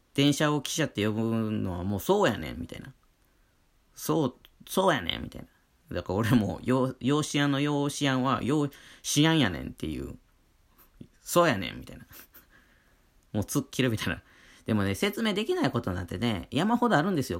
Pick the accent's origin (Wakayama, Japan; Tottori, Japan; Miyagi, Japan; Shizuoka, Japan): Wakayama, Japan; accent: Kansai dialect; 僕も一応和歌山県民なんでも関西人なんですけど